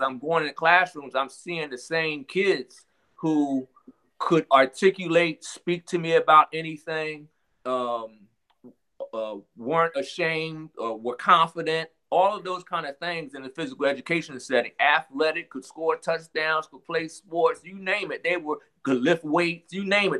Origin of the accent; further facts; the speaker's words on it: Philadelphia, Pennsylvania, United States; I'm from Philadelphia, Pennsylvania